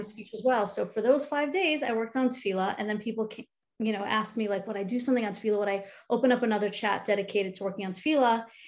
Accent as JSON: {"language": "English", "area": "Long Island", "region": "New York", "country": "United States", "tie": "born or raised there", "moved": "as an adult", "lives_now": "Cleveland, United States", "said": "I am originally from New York, Long Island. Grew up there"}